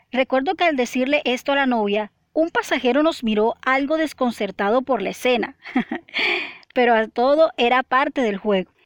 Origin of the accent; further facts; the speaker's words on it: Barranquilla, Atlántico, Colombia; mi ciudad natal, Barranquilla